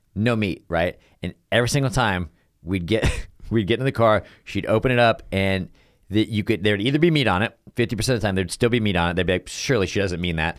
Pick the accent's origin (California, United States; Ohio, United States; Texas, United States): Texas, United States; now in Los Angeles, United States; I'm also from Texas